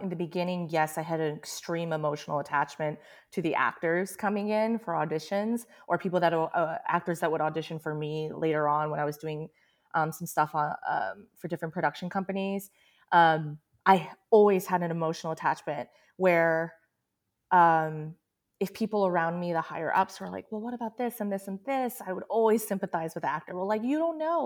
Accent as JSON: {"language": "English", "country": "United States", "tie": "born or raised there", "said": "I grew up in America and I learned English"}